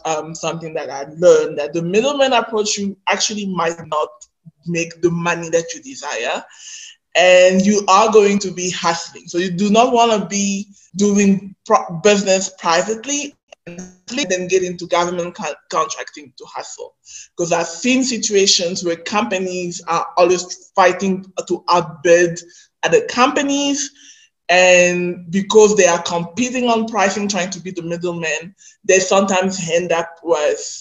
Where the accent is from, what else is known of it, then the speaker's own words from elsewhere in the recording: Nigeria; accent: Nigerian pidgin; my Nigerian pidgin accent